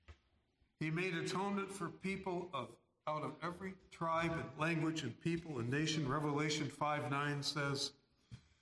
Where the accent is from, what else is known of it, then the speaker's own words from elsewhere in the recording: New York City, New York, United States; now in St. Paul, United States; I was born in New York City